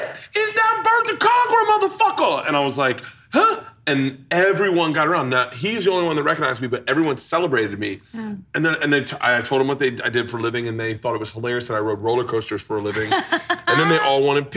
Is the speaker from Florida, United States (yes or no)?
yes; Florida, United States; I grew up in Florida, 100%